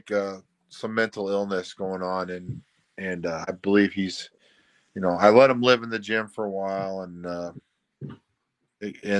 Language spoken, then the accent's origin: English; St. Louis, Missouri, United States; moved away as an adult; now in St. Charles, United States; I'm from South County